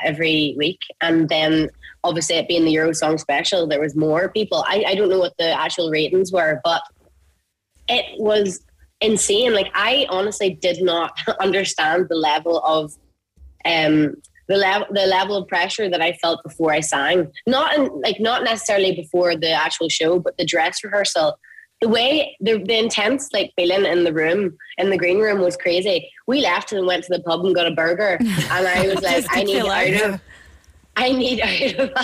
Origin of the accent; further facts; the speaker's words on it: near Gulladuff / Maghera area, Northern Ireland, United Kingdom; you're from near where I'm from. We grew up and come from like humble families